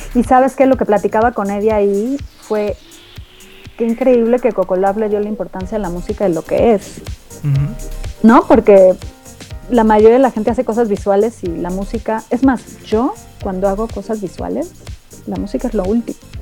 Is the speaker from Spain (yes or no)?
no; Mexico; moved away; ser mexicana es parte de mi identidad